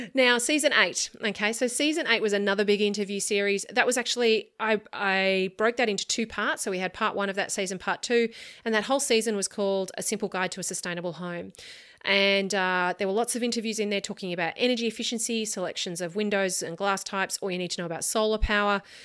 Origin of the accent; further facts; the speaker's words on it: Australia; As an Australian architect working on Australian homes